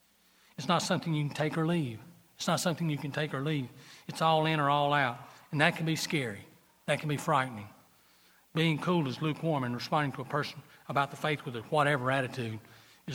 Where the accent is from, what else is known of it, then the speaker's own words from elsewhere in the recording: Gaffney, South Carolina, United States; I am from Gaffney